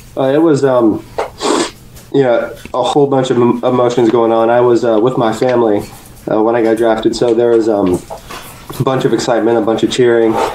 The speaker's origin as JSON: {"language": "English", "region": "Ohio", "country": "United States", "tie": "born or raised there", "also_born_or_lived": "Huntington, West Virginia"}